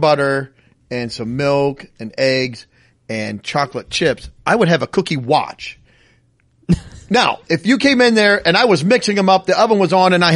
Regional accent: the North, United States; I always said creek, and I'm from the North

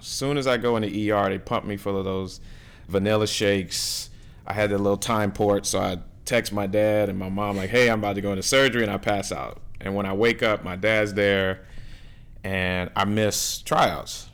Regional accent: New Orleans, Louisiana, United States; moved away as an adult; now in Miami, United States; growing up in New Orleans, the, I mean, our culture is just amazing

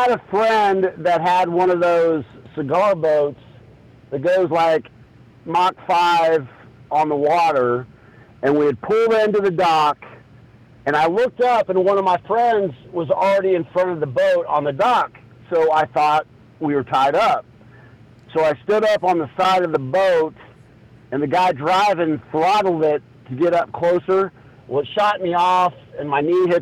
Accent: Tarkio, Missouri, United States; my hometown of Tarkio

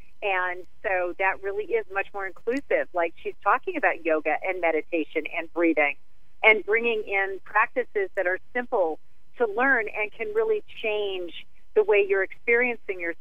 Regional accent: Colorado, United States; my hometown of Colorado

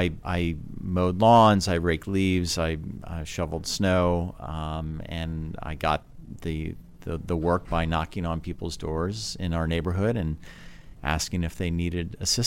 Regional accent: Oslo, Norway; growing up in Oslo is wonderful because during the summer the sun never sets

